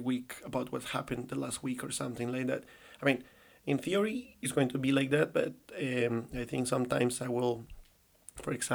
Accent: Colombia; English is a second language; moved away as an adult; now in China; I live kind of like all my childhood and, like, in Colombia, I already say it, you know, it's kind of like the tip, but I live all my childhood in my country in South America

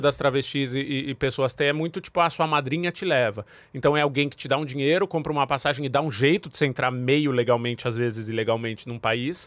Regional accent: Jundiaí, São Paulo, Brazil; also born or lived in Angola; Moro no, morei em, cresci em Jundiaí

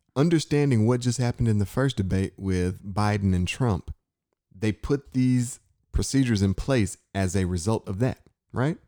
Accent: Inkster, Michigan, United States; I grew up in Inkster, Michigan

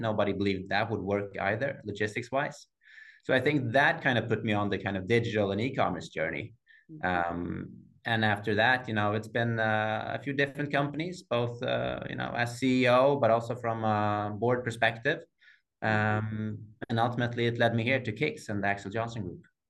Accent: Sweden; growing up uh, in the 80s uh, having black hair in sweden

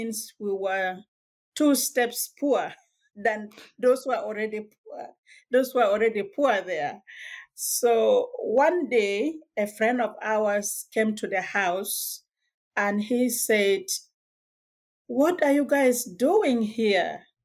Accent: South Sudan; moved away as an adult; now in Canada; I'm originally from South Sudan

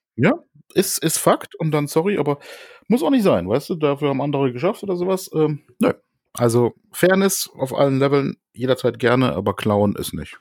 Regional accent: Germany; hier bei uns in Deutschland

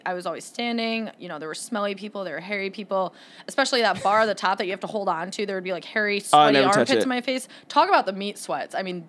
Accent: East Lansing, Michigan, United States; I'm from the East Lansing area.

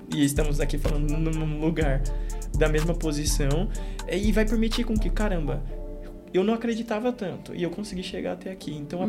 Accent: Fortaleza, Ceará, Brazil; o lugar de onde a gente veio, de Fortaleza

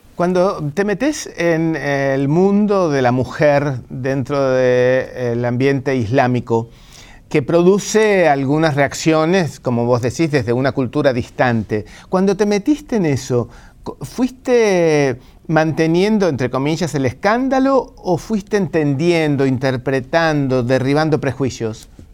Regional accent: Argentina; los argentinos dicen que somos italianos que hablamos en español

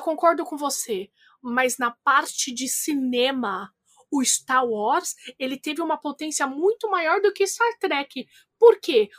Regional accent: Brazil; eu vim do Tabuão, Caramba 4

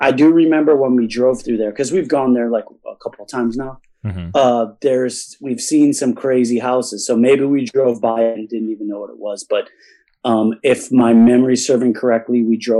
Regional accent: Buffalo, New York, United States; moved away as an adult; also born or lived in California; So I was born in Buffalo, lived here

